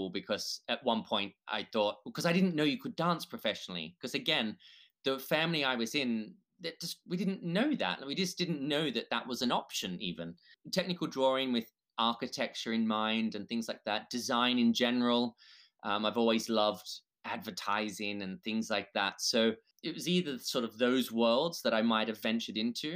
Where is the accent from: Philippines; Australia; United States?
Australia; I'm Australian